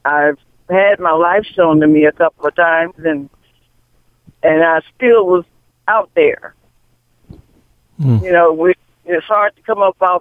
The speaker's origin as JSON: {"language": "English", "region": "Florida", "country": "United States", "moved": "as an adult", "lives_now": "Michigan, United States", "said": "I'm from Florida"}